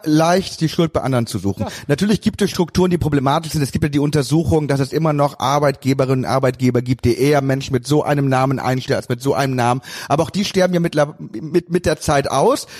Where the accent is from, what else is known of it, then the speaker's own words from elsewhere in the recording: Cologne, North Rhine-Westphalia, Germany; bin Kölner